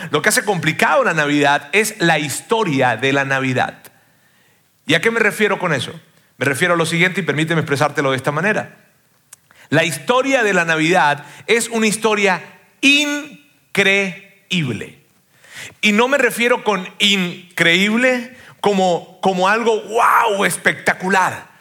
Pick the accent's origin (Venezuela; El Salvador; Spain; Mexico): Venezuela; como venezolano